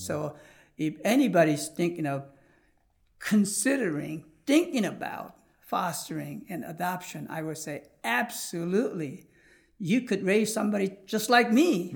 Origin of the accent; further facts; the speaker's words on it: United States; also born or lived in South Korea; when I came into Christian orphanage and growing up in America, obviously I was taught a lot of Judeo-Christian principle